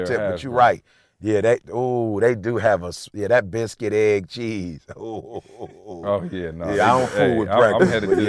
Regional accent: Alabama, United States; I went to Oakwood, so I grew up in Alabama.

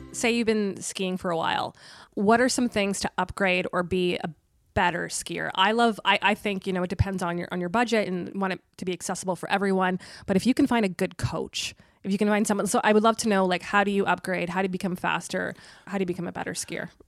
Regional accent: Tilbury, Ontario, Canada; moved away as an adult; now in Ottawa, Canada; I grew up in Tilbury, which is, like, just down the four oh one

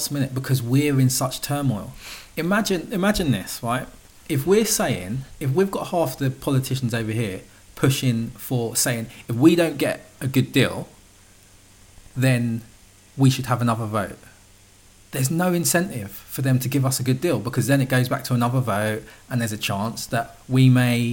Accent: United Kingdom; I'm British

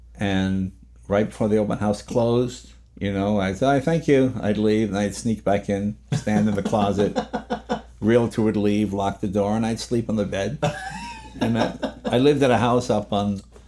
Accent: New England, United States; But growing up in New England, you have a reverence to your elders, for lack of a better word.

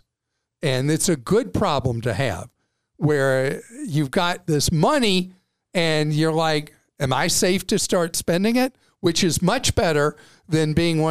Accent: United States; as an American, obviously I invest in my home country

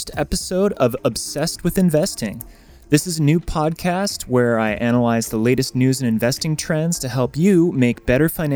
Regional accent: Wisconsin, United States; moved away as an adult; also born or lived in New York; now in Los Angeles, United States; I'm originally from the Midwest, from Wisconsin

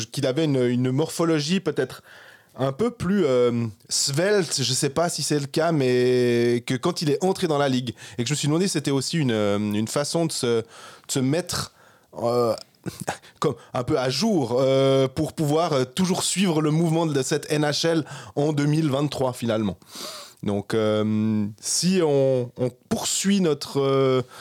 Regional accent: Switzerland; on met la ah Suisse parce qu'on est Suisse.

